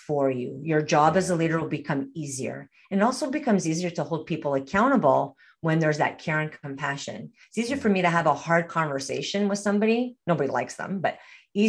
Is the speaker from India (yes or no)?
no; Montreal, Quebec, Canada; moved away as an adult; now in Alberta, Canada; I'm not originally from Alberta. I'm originally from Montreal, Quebec.